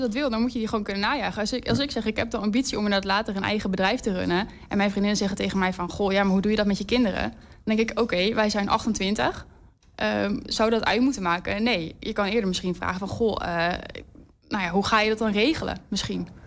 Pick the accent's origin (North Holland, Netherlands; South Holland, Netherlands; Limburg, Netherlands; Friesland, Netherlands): North Holland, Netherlands; Amsterdam; moved away as an adult; also born or lived in Twente; now in Enschede, Netherlands; ik kom oorspronkelijk uit Amsterdam